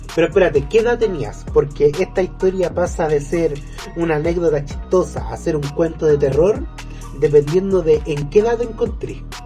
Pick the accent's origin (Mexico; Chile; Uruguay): Chile; a ti como chileno